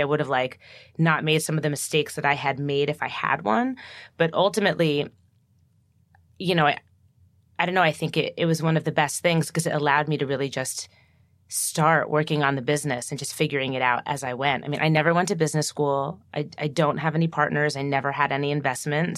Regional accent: New Jersey, United States; I'm from New Jersey

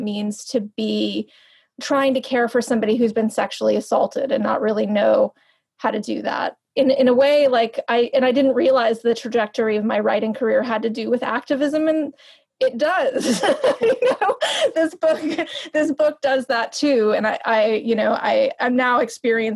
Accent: New York, United States; moved away as an adult; also born or lived in Los Angeles / West Virginia; a person who grew up in New York and then lived in Los Angeles.

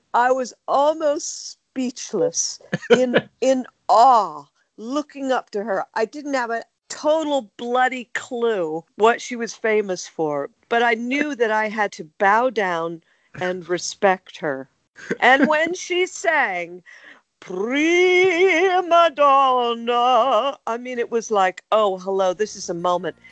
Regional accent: United States; accent: American; moved away as an adult; now in United Kingdom; As you can tell by my accent, I'm American. Even though I'd lived in the UK since 1976

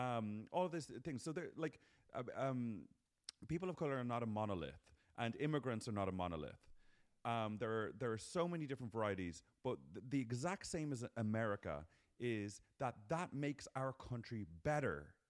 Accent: Ireland; now in United States; We're Irish people

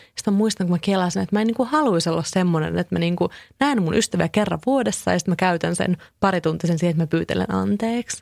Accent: Kouvola, Kymenlaakso, Finland; now in Helsinki, Finland; mä oon itse kotoisin Kouvolasta

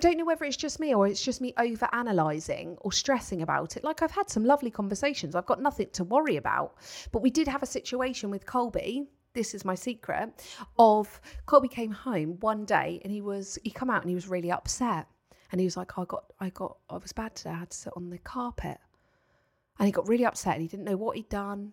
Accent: Paultons Park area, South East England, United Kingdom; it is is in my hometown

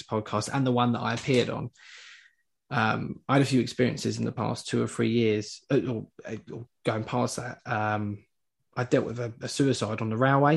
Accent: London, United Kingdom; now in Essex, United Kingdom; I'm from Hackney originally, but I live in Essex now.

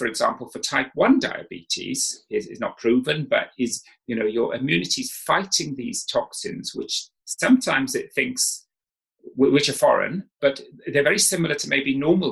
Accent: South Wales, United Kingdom; I didn't know what a herb was when I grew up in South Wales

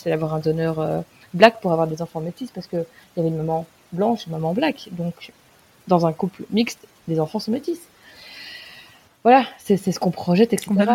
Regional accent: France; en tant que française

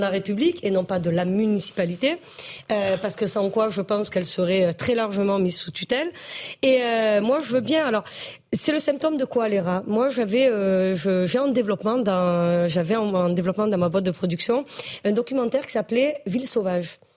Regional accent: Marseille, Provence-Alpes-Côte d'Azur, France; je suis marseillaise

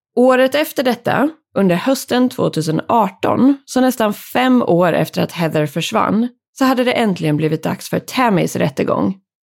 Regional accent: Sweden; här hemma i Sverige

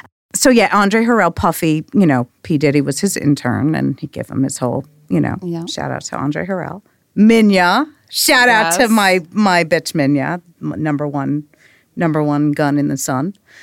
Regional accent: New York, United States; I was like, oh, I'm from Long Island.

